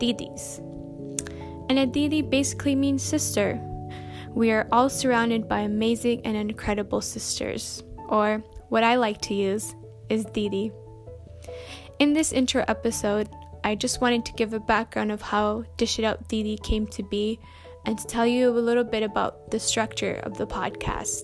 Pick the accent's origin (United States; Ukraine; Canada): Canada; Winnipeg, Manitoba; moved away as an adult; now in United Kingdom; I am currently living and studying in the UK, but I'm from Winnipeg, Manitoba, Canada